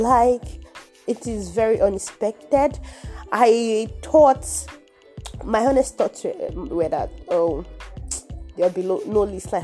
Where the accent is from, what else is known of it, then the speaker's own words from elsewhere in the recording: Nigeria; my home country, Nigeria